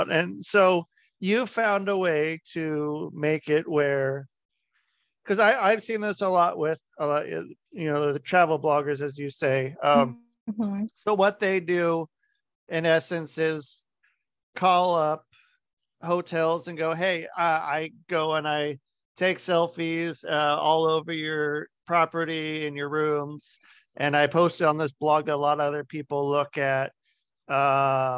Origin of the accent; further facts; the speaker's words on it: Oregon, United States; moved away; also born or lived in Minnesota / Utah; I grew up in Oregon